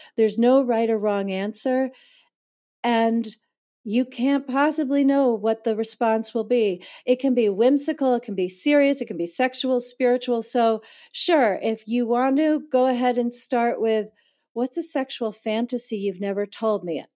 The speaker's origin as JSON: {"language": "English", "region": "East Coast of the United States", "country": "United States", "tie": "born or raised there", "also_born_or_lived": "New York City", "moved": "as an adult", "lives_now": "San Francisco Bay Area, United States", "said": "I was born in New York City, I grew up on the East Coast of the United States"}